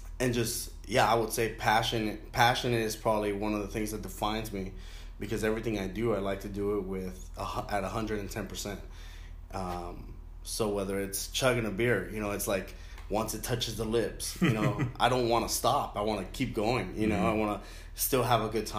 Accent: Inglewood, California, United States; also born or lived in Lennox, California / Carson, California / Newport Beach, California; I grew up in Englewood

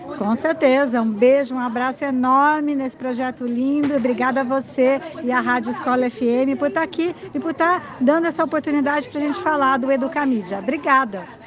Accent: São Paulo, Brazil; eu sou de São Paulo

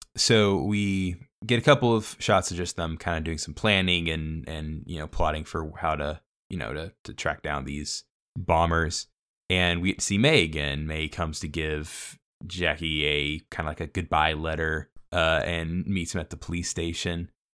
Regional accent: Savannah, Georgia, United States; growing up in Savannah

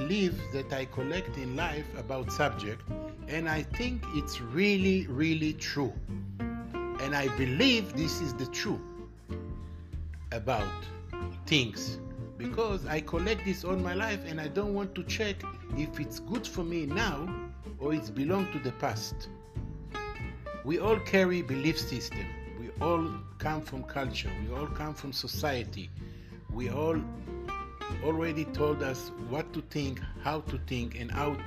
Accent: Israel; I'm from Israel. I'm living in Israel

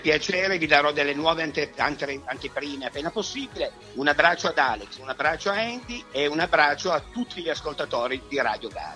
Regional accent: Turin, Piedmont, Italy; noi siamo di Torino

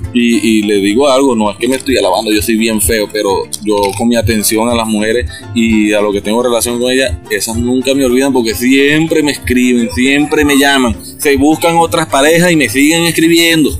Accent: Los Llanos, Venezuela; Yo soy llanero

